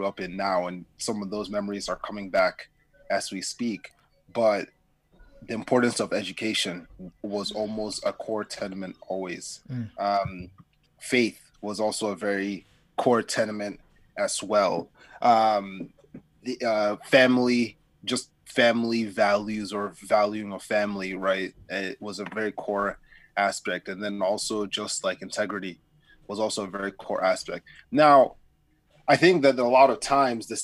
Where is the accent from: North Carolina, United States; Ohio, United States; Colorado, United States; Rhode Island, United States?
North Carolina, United States; Raleigh; I am originally from Raleigh, North Carolina